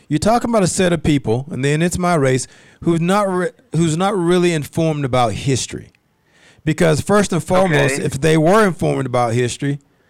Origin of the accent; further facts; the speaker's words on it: East Coast, United States; You know, I'm not from Utah, nor am I LDS. I'm actually from the East Coast.